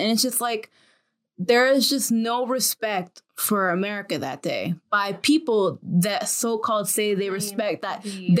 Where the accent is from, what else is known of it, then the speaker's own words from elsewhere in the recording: United States; I'm still American